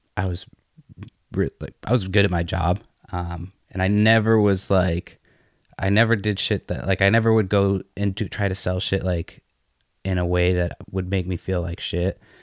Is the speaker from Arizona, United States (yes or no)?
no; Brockton, Massachusetts, United States; I'm from Brockton